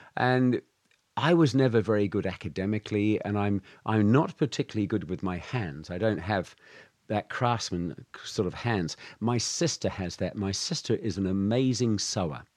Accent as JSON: {"language": "English", "town": "Alton Pancras", "region": "South West England", "country": "United Kingdom", "tie": "born or raised there", "also_born_or_lived": "Minehead, Somerset, England / New Zealand", "moved": "yes", "lives_now": "Shanghai, China"}